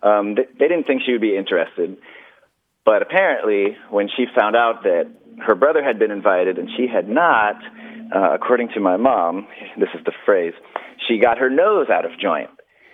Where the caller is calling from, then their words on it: Tampa, Florida, United States; I'm calling from Tampa.